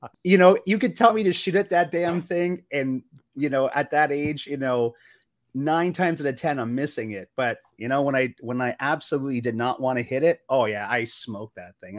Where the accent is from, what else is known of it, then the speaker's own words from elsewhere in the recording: Sault Ste. Marie, Ontario, Canada; now in Arizona, United States; I grew up in Sault Ste. Marie, Ontario, which bordered Sault, Michigan.